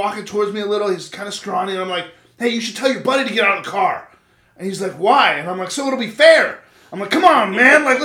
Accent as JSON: {"language": "English", "region": "California", "country": "United States", "moved": "yes", "said": "I'm from California"}